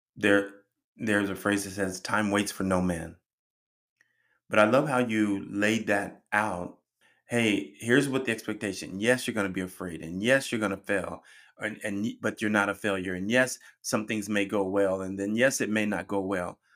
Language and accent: English; Colorado, United States; moved away; I'm originally from Colorado and we're known for our heavy snow, blizzards